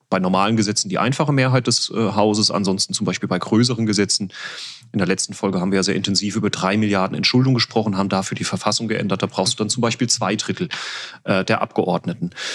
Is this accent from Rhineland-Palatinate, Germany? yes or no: yes; Winterbach, Rhineland-Palatinate, Germany; Wir hatten unsere eigene Kirmes in unserem Heimatort, in meiner Heimatgemeinde Winterbach.